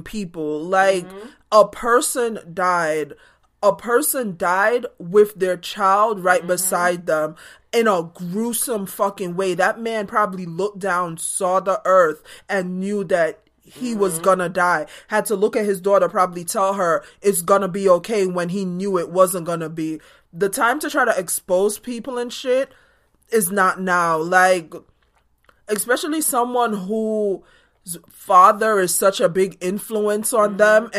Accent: Jamaica; moved away; growing up in Jamaica

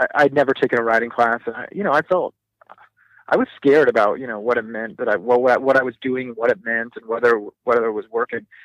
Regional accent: Southern California, United States; I grew up in Southern California

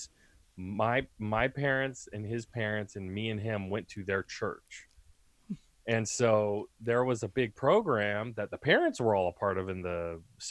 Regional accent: Santa Maria, California, United States; also born or lived in Orcutt, California; I'm from Santa Maria, California, born and raised.

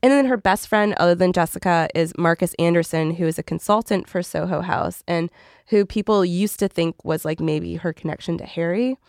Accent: Canada; I'm Canadian

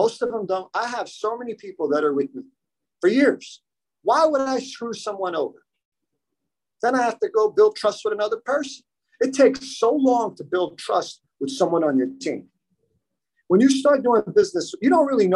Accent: United States; also born or lived in Miami / Germany; I was born and raised here in the United States

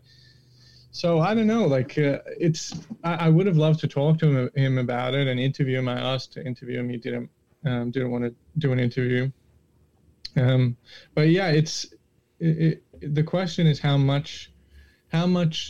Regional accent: Australia; I'm Australian

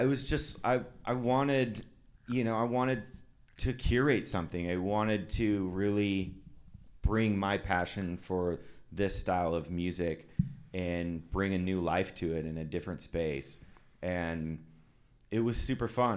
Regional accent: Twin Falls, Idaho, United States; now in Seattle, United States; I grew up in Twin Falls, Idaho.

